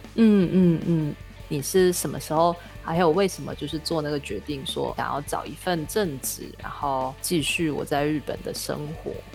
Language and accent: Chinese; Singapore; 我是新加坡人嘛